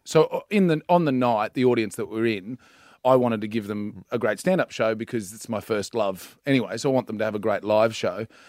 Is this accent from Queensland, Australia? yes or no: yes; Central Queensland, Australia; I'm from Central Queensland